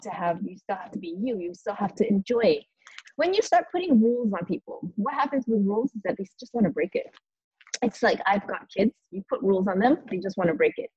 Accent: United States; moved away; I'm an American

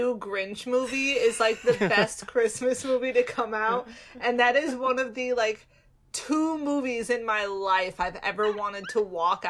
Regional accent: United States; I grew up in America, and apparently Hallie didn't, but I grew up in America

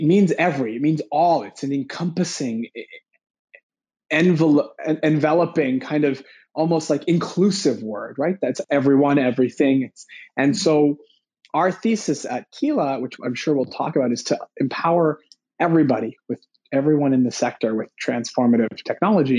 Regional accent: Vancouver, British Columbia, Canada; I was born here in Vancouver

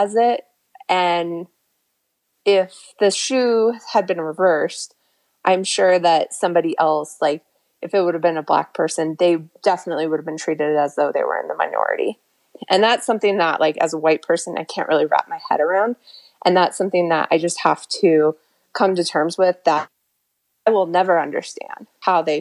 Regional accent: New Mexico, United States; I grew up in New Mexico

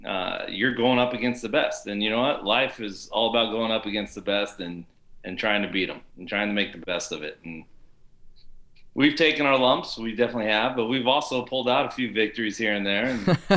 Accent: Beaverton, Oregon, United States; I come from Beaverton.

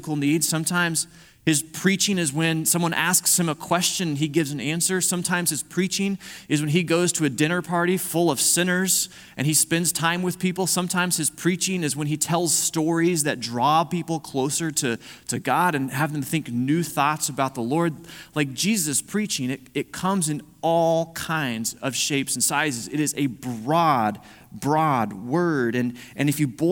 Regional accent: Missouri, United States; I'm from Missouri

